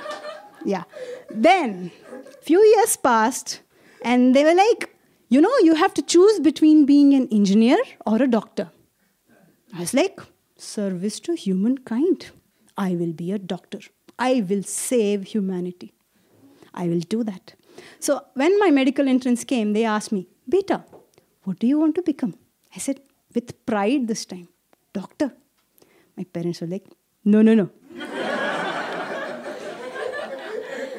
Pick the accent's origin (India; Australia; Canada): India; I'm from India